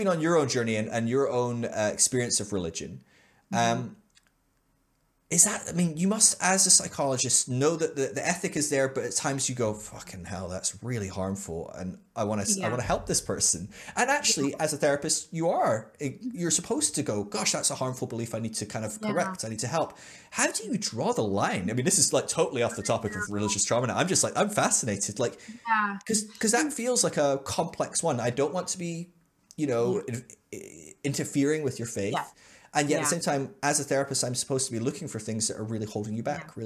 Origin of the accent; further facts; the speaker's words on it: United Kingdom; being a Brit